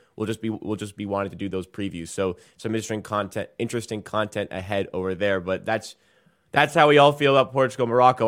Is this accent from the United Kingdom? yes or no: yes; England, United Kingdom; I am English